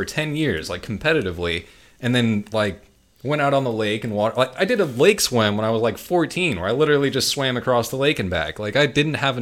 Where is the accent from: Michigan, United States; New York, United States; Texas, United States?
Texas, United States; Lake Travis; I grew up on Lake Travis